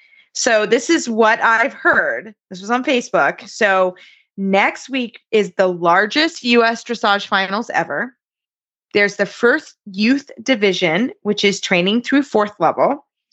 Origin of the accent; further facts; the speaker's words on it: Lexington, Kentucky, United States; I was born and raised here in Lexington.